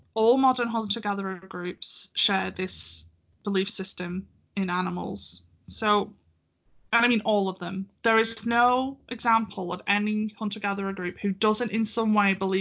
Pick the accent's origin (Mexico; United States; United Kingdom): United Kingdom; I'm British